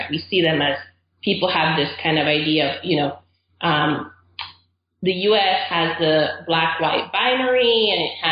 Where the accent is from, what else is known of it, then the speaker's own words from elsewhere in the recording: Caribbean coast of Nicaragua, Nicaragua; moved away as an adult; also born or lived in Austin, Texas; now in United States; I'm originally from Nicaragua. Okay. I grew up there. My whole family's from there, and we're from the Caribbean coast of Nicaragua